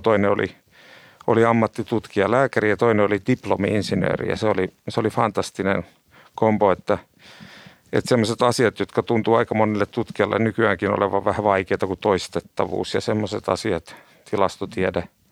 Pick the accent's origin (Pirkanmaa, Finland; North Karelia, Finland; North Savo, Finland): Pirkanmaa, Finland; Tampere; also born or lived in Turku; kahdeksanvuotiaana Tampereelle muuttaa ja puhuu Turun murretta, niin siitä sai ensimmäiset elämänsä traumat